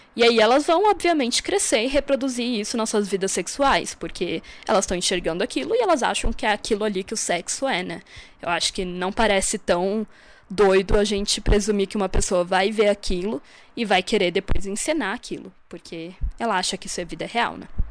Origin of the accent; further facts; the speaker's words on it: Santa Catarina, Brazil; moved away as an adult; now in Brasília, Brazil; sou de Santa Catarina, mas moro em Brasília já há uns 5 anos, mais ou menos.